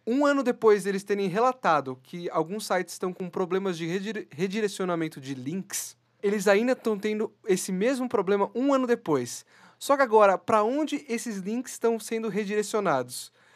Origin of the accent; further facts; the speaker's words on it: Brazil; nós, brasileiros